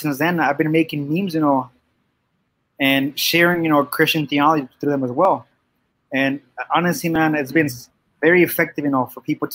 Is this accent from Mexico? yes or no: yes; Mexico; also born or lived in Yuma, Arizona; now in Phoenix, United States; I was born in Yuma, Arizona. I currently live in Phoenix. I was raised Catholic because I was actually raised in Mexico